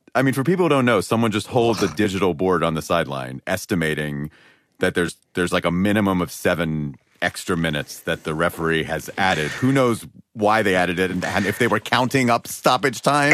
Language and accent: English; Los Angeles, California, United States; L A, my hometown